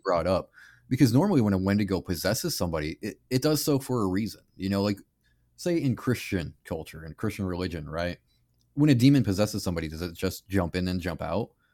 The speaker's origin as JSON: {"language": "English", "country": "Canada", "said": "I'm Canadian"}